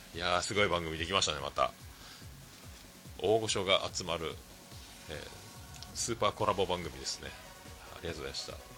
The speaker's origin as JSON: {"language": "Japanese", "region": "Fukuoka", "country": "Japan", "tie": "born or raised there", "said": "僕らの中学校は、まあ、福岡が、あの福岡では僕らの世代で言うと、もう、まあ、福岡ってどこ中って聞く文化なんですよね"}